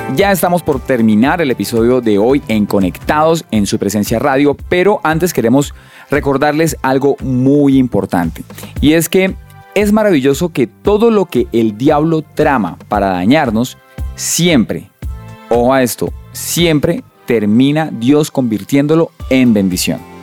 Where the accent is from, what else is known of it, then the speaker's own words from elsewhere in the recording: Colombia; nosotros como colombianos acá hemos crecido con un montón de dichos, de refranes